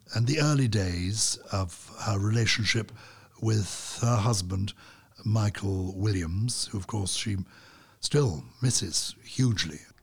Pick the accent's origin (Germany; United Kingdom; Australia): United Kingdom; London; I was brought up in London in the nineteen fifties